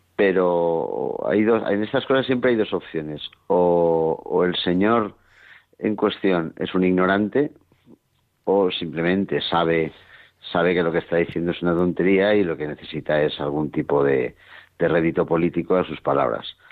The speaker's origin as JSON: {"language": "Spanish", "country": "Spain", "said": "somos los mismos españoles"}